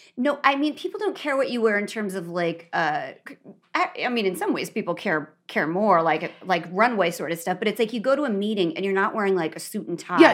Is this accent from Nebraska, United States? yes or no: yes; Nebraska, United States; moved away; Kristen and I didn't know each other in Nebraska.